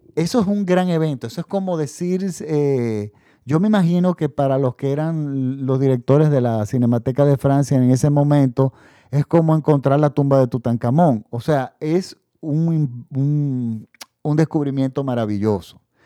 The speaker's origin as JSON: {"language": "Spanish", "country": "Dominican Republic", "said": "En la República Dominicana, mi país de donde yo hago este podcast"}